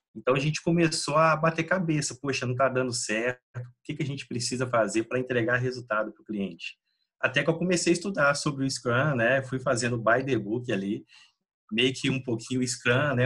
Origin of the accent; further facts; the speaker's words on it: Minas Gerais, Brazil; also born or lived in Belo Horizonte; moro aqui em Belo Horizonte, Minas Gerais, sou mineiro